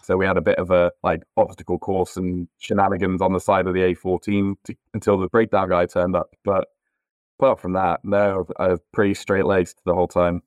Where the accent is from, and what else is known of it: Northamptonshire, East Midlands, United Kingdom; born or raised there; moved away as an adult; also born or lived in north of England